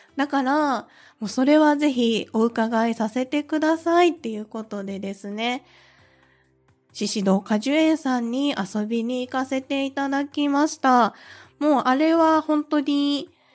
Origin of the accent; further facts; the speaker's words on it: Kansai, Japan; accent: Kansai dialect; 関西出身ですので、その関西弁が心地よいなって思いながらね